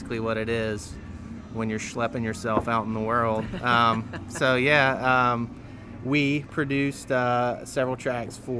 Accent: Clover, South Carolina, United States; I am from the mega city of Clover, South Carolina

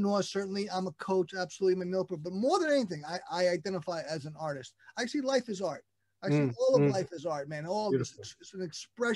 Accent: New York City, New York, United States; I'm still in Brooklyn, born and raised and returned here

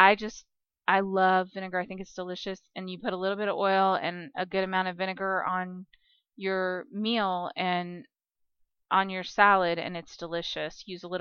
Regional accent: Kansas, United States; I'm from Kansas

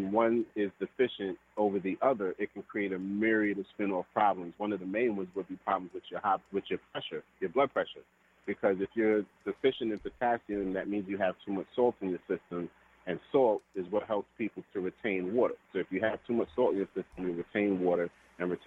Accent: Trinidad & Tobago; being Trinidadian

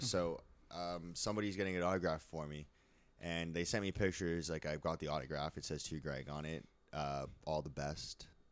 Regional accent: Canada; as a Canadian

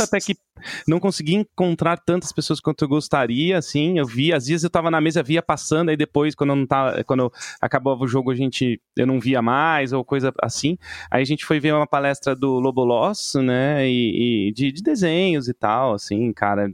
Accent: São Paulo, Brazil; eu sou de São Paulo

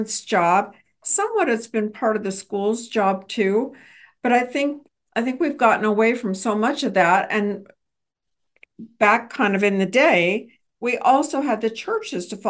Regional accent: Texas, United States; as a Texan

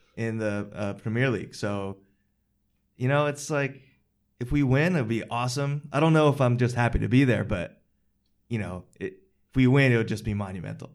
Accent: Westchester, New York, United States; I grew up in Westchester, which is a suburb of New York City

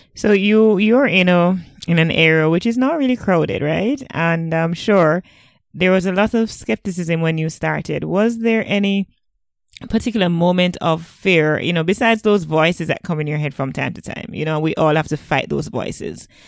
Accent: Jamaica; I'm from Jamaica

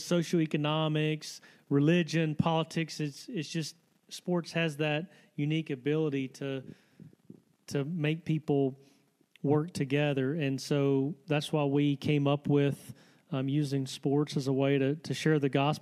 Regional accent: Selma, Alabama, United States; my hometown of Selma, Alabama

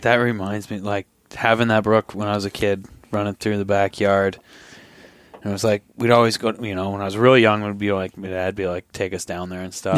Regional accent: Vermont, United States; moved away; I'm from Vermont

